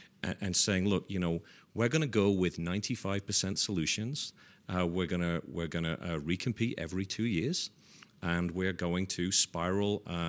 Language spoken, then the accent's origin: English; Leeds, Yorkshire and the Humber, United Kingdom; So growing up in Leeds, which is in Yorkshire in England, I certainly did not envision that I would be running a $4 billion space and intelligence business.